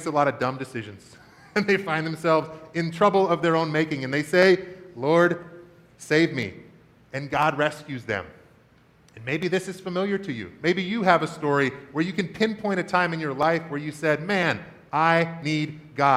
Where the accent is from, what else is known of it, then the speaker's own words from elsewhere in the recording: Washington, United States; When I was a kid growing up in Washington State